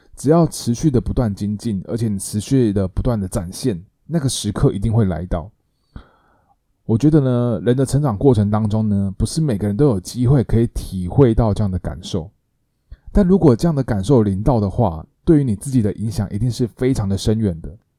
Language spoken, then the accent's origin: Chinese; Taiwan; 我们台湾人对于林森北路的印象啊，就是一些深色场所